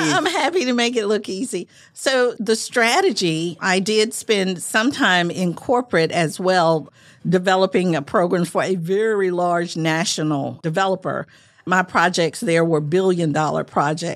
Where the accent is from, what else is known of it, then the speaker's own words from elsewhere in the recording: Manchester, Arkansas, United States; moved away; I'm originally from Arkansas, grew up in rural parts of Arkansas, very, very rural.